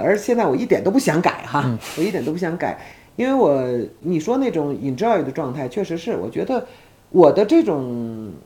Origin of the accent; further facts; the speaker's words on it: China; 我作为一个中国的公民哈，作为一个 从来没有，迟疑的说我是一个中国人的这样的一个人